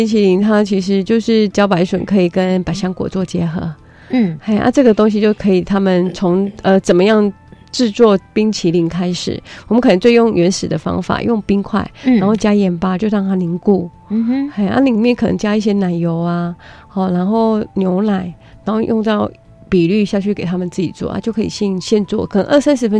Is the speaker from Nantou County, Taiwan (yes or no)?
yes; Puli, Nantou County, Taiwan; 是土生土长的南投埔里在地人。